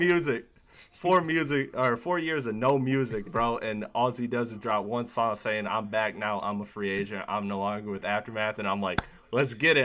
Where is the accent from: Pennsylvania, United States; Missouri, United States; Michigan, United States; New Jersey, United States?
Michigan, United States; right outside Detroit; I'm from Michigan. I'm from right outside Detroit